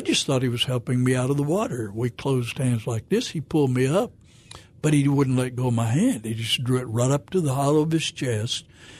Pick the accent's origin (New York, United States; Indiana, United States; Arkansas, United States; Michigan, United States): Arkansas, United States; Fayetteville; moved away; also born or lived in Fort Smith, Arkansas / Memphis, Tennessee; I was born in Fort Smith, raised in Fayetteville, so Razorback country.